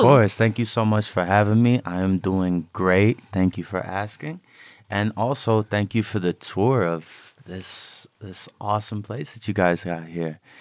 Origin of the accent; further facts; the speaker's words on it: Cleveland, Ohio, United States; moved away; also born or lived in Chicago, Illinois; when I was growing up in Cleveland